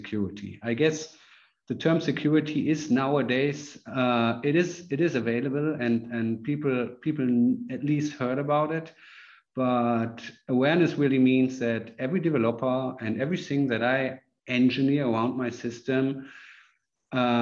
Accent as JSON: {"language": "English", "country": "Germany", "said": "I'm from Germany."}